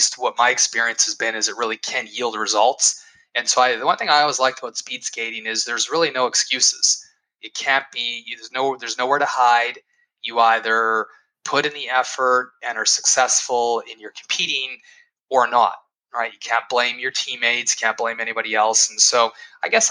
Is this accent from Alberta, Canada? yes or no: yes; Edmonton, Alberta, Canada; I was born in Edmonton